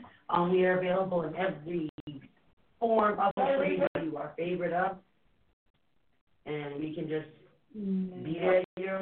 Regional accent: Massachusetts, United States; accent: Massachusetts; we're from Massachusetts, Joy. We have the accent.

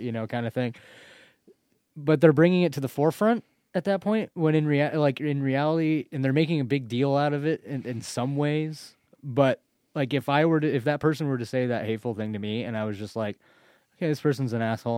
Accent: United States; it was in Malala, my hometown

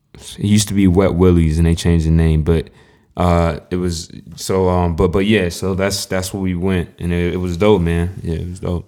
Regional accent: North Carolina, United States; I'm from North Carolina

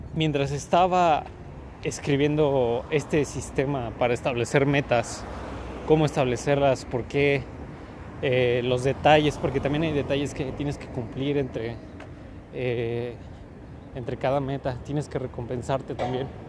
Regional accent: Mexico; yo soy mexicano

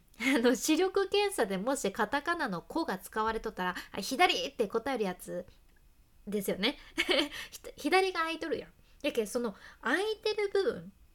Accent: Hakata, Fukuoka, Japan; accent: Hakata dialect; 博多弁の幸あれ子でした

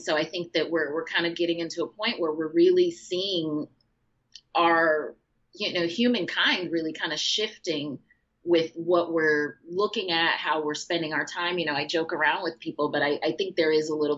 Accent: Chicago, Illinois, United States; growing up in Chicago my whole life

